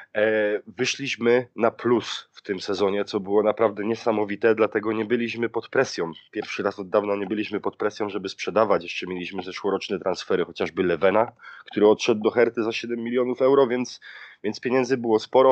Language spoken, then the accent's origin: Polish; Silesian Voivodeship, Poland; now in Germany; ja pochodzę ze Śląska